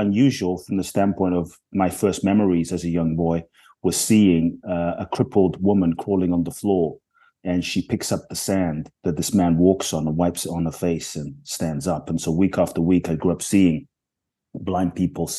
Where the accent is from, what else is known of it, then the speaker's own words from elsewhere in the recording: London, United Kingdom; also born or lived in Ghana; now in United States; I grew up in London